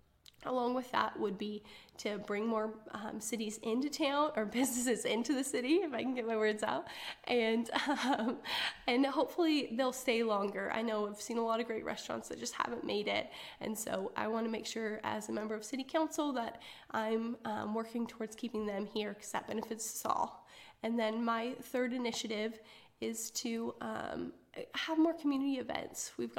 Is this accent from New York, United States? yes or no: no; Arlington, Washington, United States; now in Benton City, United States; I grew up in Western Washington in a small town called Arlington.